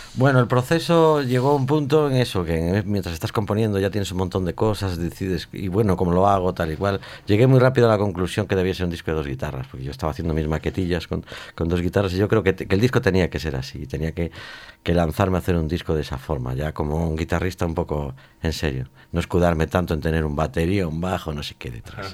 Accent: Vigo, Galicia, Spain; soy de Vigo

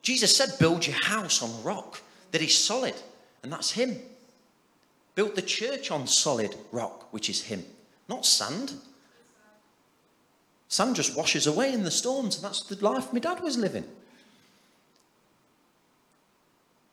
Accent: Nottingham, East Midlands, United Kingdom; we're all from Nottingham

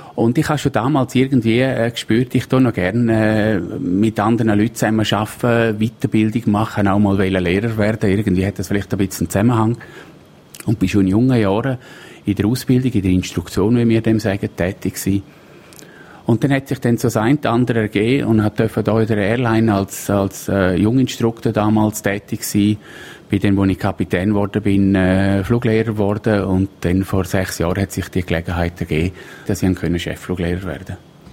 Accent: Splügen, Graubünden, Switzerland; ich bin in Splügen aufgewachsen

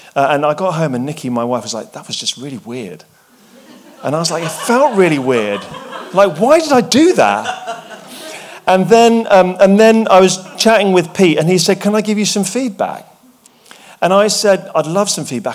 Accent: England, United Kingdom; I'm English, I, and I went to boarding school

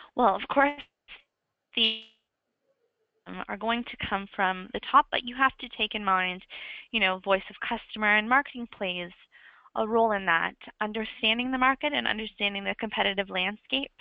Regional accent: Canada; now in London, United Kingdom; I am Canadian, but I'm currently in London

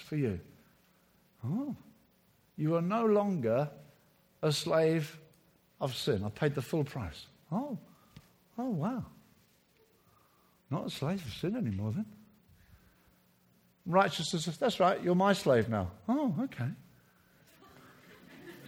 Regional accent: Brighton, South East England, United Kingdom; my hometown of Brighton

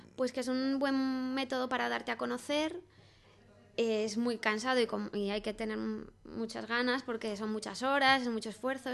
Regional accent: Salamanca, Castile and León, Spain; moved away as an adult; now in Madrid, Spain; me vine a Madrid, soy de Salamanca

